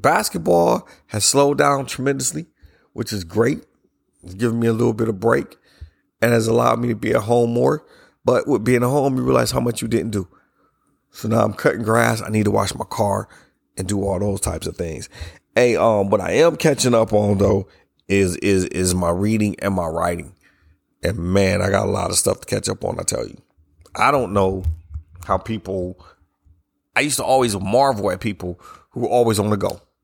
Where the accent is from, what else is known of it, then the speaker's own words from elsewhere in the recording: United States; as we celebrated the privileges of being Americans